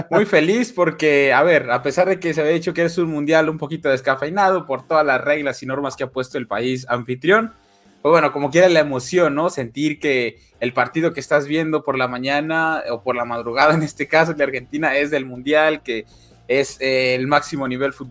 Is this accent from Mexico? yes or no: yes; Mexico; soy un mexicano ilusionado